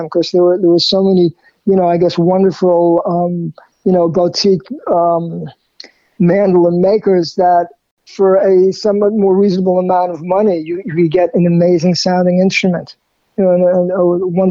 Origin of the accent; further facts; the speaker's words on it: New York City, New York, United States; I grew up in Queens, in there called Jackson Heights